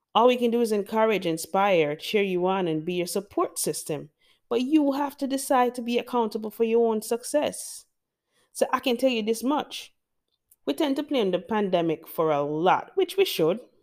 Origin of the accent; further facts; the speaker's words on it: Jamaica; I love being Jamaican. I love my culture